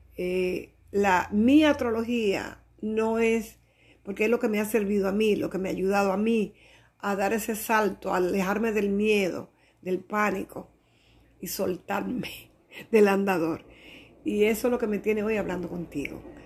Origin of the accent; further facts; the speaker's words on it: Dominican Republic; soy dominicana